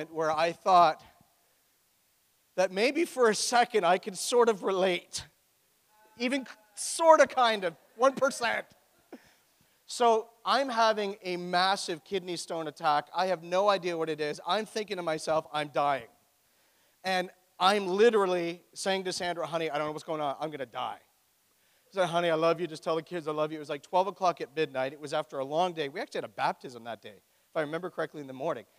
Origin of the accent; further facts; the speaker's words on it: Oshawa, Ontario, Canada; moved away; I am from Oshawa